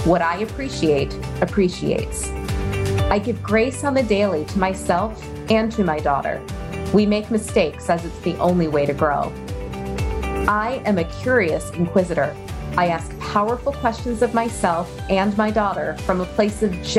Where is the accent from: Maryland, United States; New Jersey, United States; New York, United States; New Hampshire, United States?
Maryland, United States; Baltimore; moved away as an adult; also born or lived in Chicago; now in Austin, United States; I'm from Baltimore originally, child of immigrants